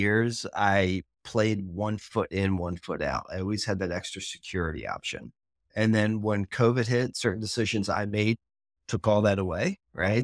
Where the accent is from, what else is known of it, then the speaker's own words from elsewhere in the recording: Philadelphia, Pennsylvania, United States; moved away; I'm originally from Philly